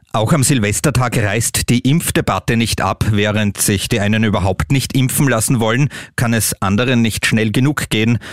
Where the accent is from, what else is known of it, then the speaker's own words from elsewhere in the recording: Austria; Bei uns in Österreich